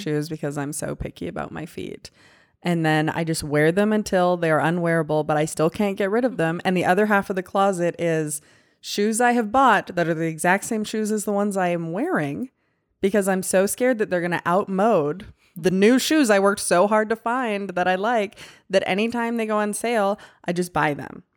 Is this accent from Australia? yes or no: no; Canada; now in Texas, United States; I grew up in Canada